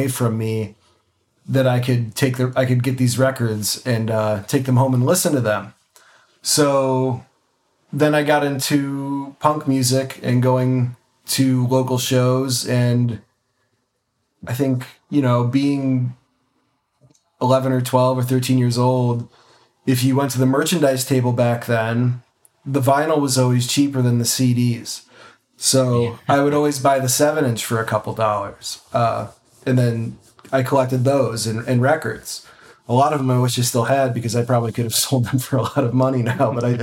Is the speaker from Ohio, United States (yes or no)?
yes; Cleveland, Ohio, United States; also born or lived in New Mexico; I'm born and raised in Cleveland, Ohio. Grew up in a suburb a little bit west of Cleveland